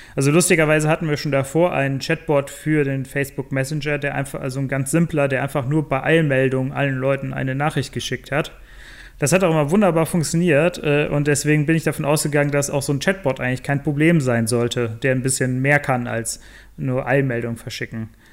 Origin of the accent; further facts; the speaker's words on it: Bonn, North Rhine-Westphalia, Germany; ursprünglich komme ich aus Bonn, habe da auch studiert